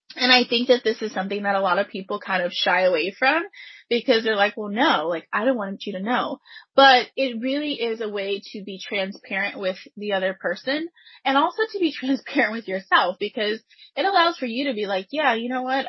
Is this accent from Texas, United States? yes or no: yes; Pasadena, Texas, United States; I grew up in Pasadena, Texas